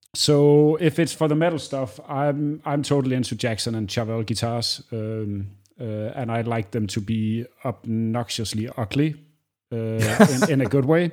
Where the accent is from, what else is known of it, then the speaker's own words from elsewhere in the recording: Aarhus, Central Denmark Region, Denmark; I grew up in the same city that I live in now. It's second largest city in Denmark, which it doesn't say a lot, called Aarhus